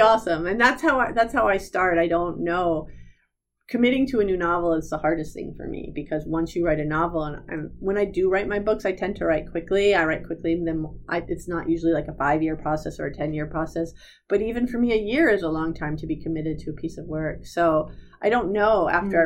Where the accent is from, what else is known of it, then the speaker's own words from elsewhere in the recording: New Jersey, United States; I'm from New Jersey